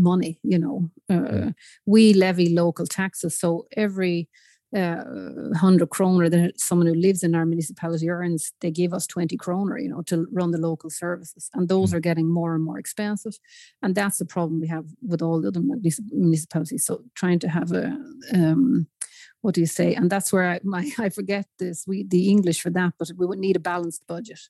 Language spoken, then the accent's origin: English; Newbridge, Leinster, Ireland; now in Sigtuna, Sweden; I'm from Newbridge in County Kildare originally.